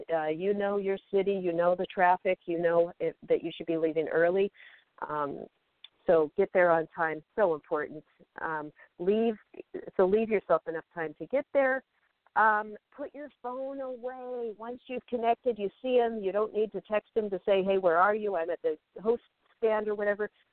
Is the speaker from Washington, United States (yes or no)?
yes; Federal Way, Washington, United States; now in Los Angeles, United States; I'm visiting my mom uh, in my hometown of Federal Way, Washington